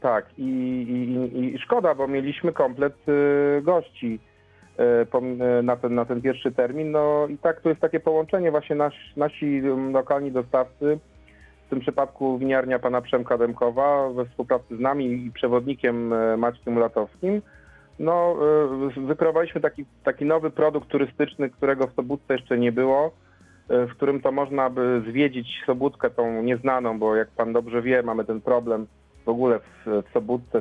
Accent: Lower Silesian Voivodeship, Poland; my tu mieszkamy, pochodzimy, znaczy jesteśmy stąd

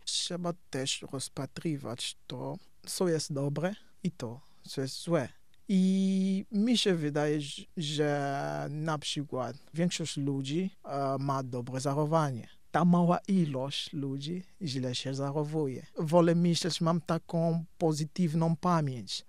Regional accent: Cabinda, Angola; Polish is a second language; moved away; Ja pochodzę z Kabindy

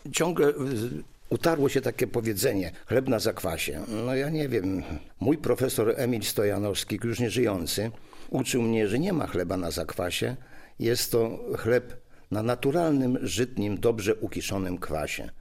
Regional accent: Wrocław, Lower Silesian Voivodeship, Poland; U nas w Wrocławiu nazywane to piersiówkami

